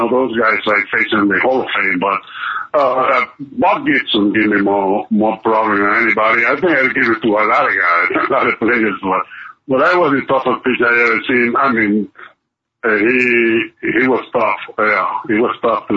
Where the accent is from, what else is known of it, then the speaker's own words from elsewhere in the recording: Cuba; moved away as an adult; I grew up in Cuba